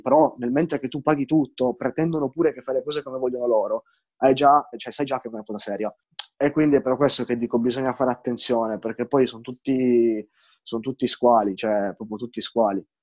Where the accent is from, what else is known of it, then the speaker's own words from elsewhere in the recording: Turin, Piedmont, Italy; io son di Torino